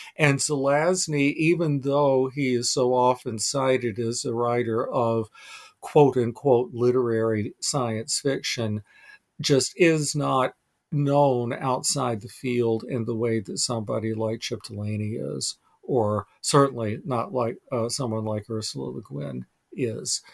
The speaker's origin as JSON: {"language": "English", "region": "North Carolina", "country": "United States", "tie": "born or raised there", "moved": "yes", "lives_now": "Vermont, United States", "said": "I'm a transplanted Southerner. I was born and raised in North Carolina"}